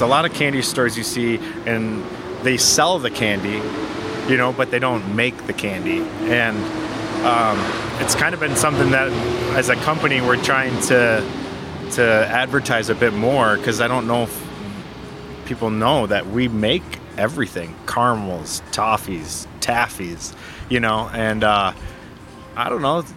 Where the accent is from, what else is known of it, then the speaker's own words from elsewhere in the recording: Frankenmuth, Michigan, United States; also born or lived in Sault Ste. Marie, Ontario; I grew up in Frankenmuth